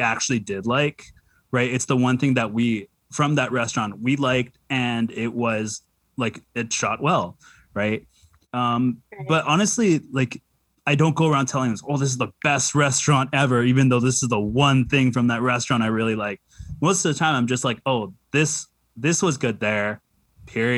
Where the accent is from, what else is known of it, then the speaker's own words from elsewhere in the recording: Vancouver, British Columbia, Canada; I grew up in East Van and I grew up poor